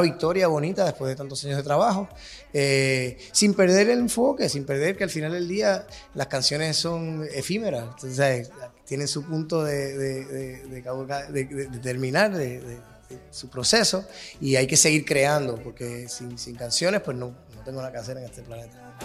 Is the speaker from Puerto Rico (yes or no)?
yes; Puerto Rico; moved away; somos dos boricuas que vivimos fuera de la isla